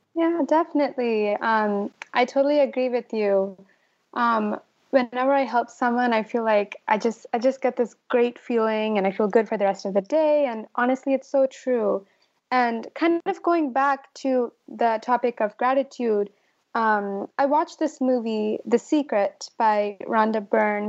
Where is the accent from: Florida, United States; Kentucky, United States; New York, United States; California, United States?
California, United States; Dublin; I'm actually from Dublin, California, and it's not as red